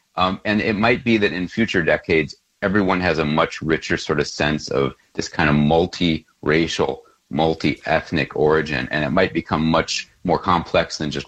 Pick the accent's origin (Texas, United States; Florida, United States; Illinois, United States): Illinois, United States; Chicago; In 1980, when I was growing up in Chicago